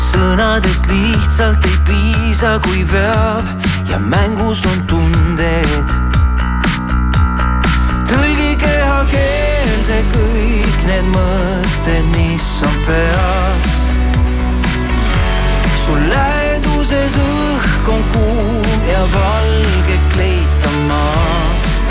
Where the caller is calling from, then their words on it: Aruküla, Harju County, Estonia